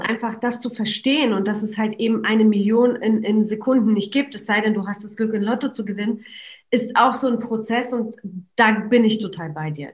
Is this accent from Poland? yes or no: yes; Poland; moved away; ich bin in Polen geboren